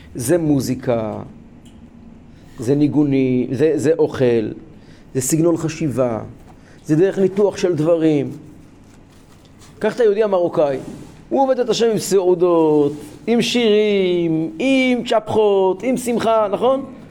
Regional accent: Kfar Chabad, Central District, Israel; אני גדלתי בכפר חב"ד.

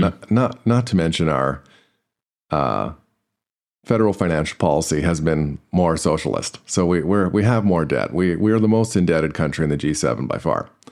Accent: Canada; I'm Canadian

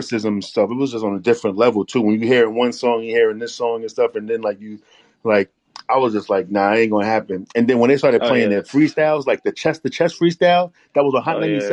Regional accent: New York City, New York, United States; a 2-minute walk from my building where I grew up at in Queensbridge to Hype Williams Studio on 21st Street and 41st Avenue

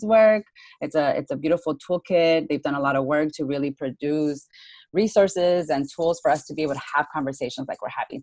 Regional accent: Tucson, Arizona, United States; now in Phoenix, United States; I'm from Tucson, Arizona

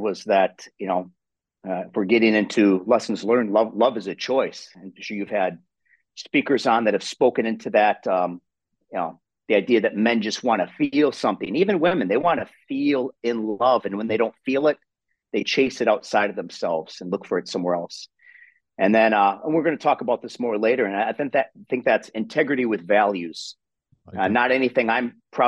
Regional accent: Wisconsin, United States; accent: Wisconsin accent; I'm from Wisconsin. And they say, you know, we have that Wisconsin accent. So I come from a small rural town in Wisconsin, born and raised

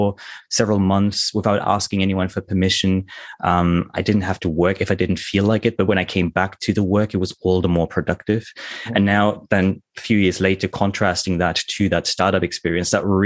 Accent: Germany; moved away as an adult; also born or lived in United Kingdom; now in Tokyo, Japan; I'm originally German. I grew up in Germany in a tiny little village

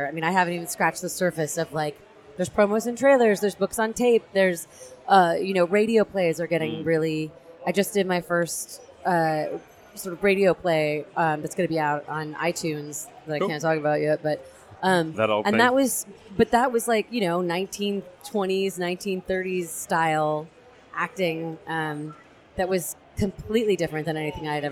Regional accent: San Francisco, California, United States; also born or lived in Melbourne, Australia; I'm from San Francisco

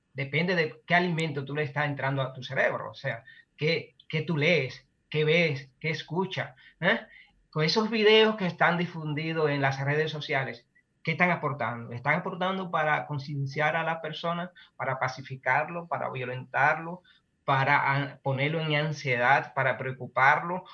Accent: Dominican Republic; un pueblo como nuestro, como República Dominicana

